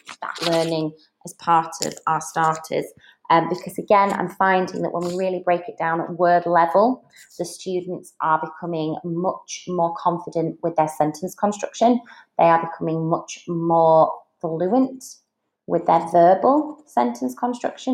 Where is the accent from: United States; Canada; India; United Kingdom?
United Kingdom; Yorkshire and the Humber; accent: Yorkshire; moved away as an adult; now in Dubai, United Arab Emirates; all the Yorkshire informalities were coming out of my mouth